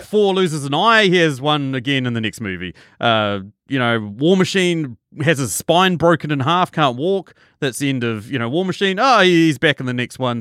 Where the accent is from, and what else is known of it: New Zealand